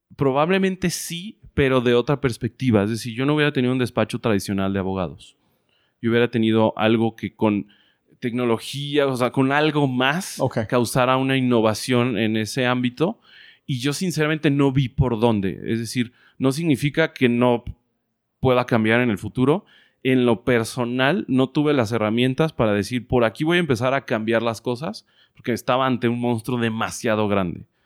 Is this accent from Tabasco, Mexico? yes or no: no; Guadalajara, Jalisco, Mexico; moved away as an adult; also born or lived in Playa del Carmen; nací en Guadalajara, Jalisco, en el 83